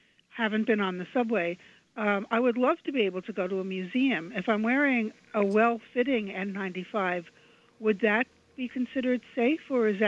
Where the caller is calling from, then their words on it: New York, United States; I'm calling from Queens.